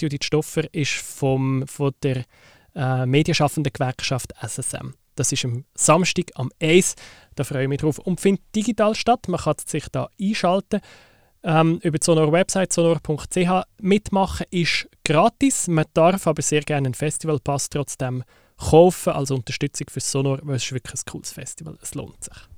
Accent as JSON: {"language": "German", "country": "Switzerland", "said": "Bei uns in der Schweiz"}